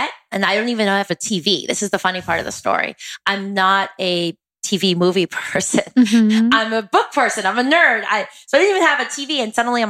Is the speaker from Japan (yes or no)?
no; East Coast, United States; I'm from the East Coast originally